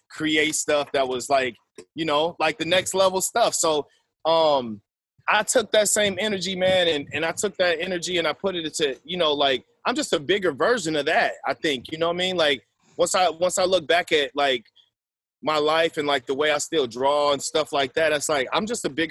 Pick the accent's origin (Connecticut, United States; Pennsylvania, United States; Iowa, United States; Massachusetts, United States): Iowa, United States; Waterloo; I'm originally from Waterloo, Iowa, born and raised